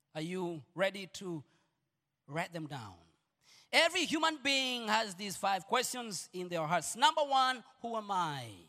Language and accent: English; Uganda; I'm Ugandan